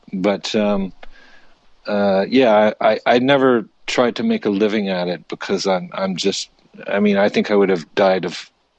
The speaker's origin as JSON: {"language": "English", "town": "Winnipeg", "region": "Manitoba", "country": "Canada", "accent": "Winnipeg", "said": "But you know, I have a good and proper Winnipeg accent when I'm concentrating on it."}